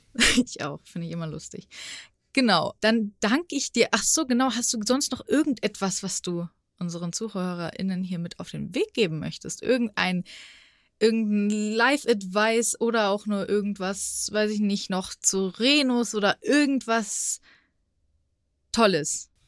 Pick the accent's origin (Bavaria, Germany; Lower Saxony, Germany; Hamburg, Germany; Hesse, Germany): Hesse, Germany; Frankfurt; ich als Frankfurterin